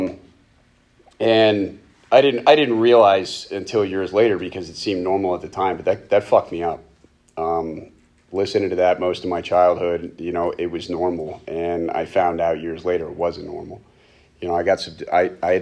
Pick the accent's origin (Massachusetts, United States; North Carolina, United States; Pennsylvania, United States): Pennsylvania, United States; Reading; I was born and raised in Reading